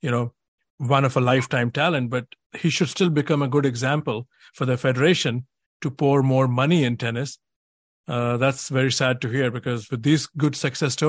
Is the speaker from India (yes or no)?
yes; India; now in United States; I'm from India, now I live in the US.